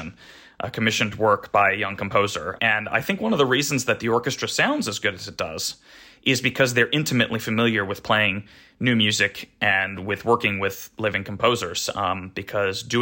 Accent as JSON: {"language": "English", "region": "California", "country": "United States", "tie": "born or raised there", "moved": "as an adult", "said": "I grew up in California"}